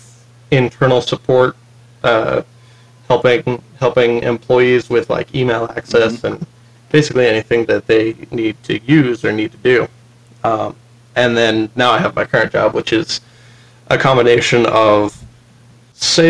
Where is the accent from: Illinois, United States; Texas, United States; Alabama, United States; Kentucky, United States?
Texas, United States; now in Utah, United States; I'm originally from Texas